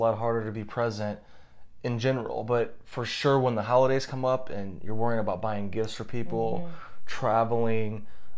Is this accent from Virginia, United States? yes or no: no; St. Louis, Missouri, United States; moved away; I'm from St. Louis